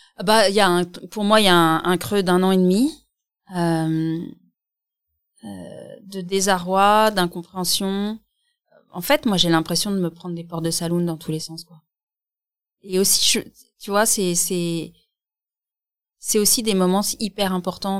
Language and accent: French; Alsace, Grand Est, France; on vient d'Alsace